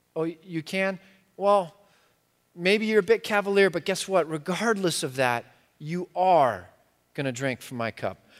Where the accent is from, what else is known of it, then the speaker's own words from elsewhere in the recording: United States; I'm so American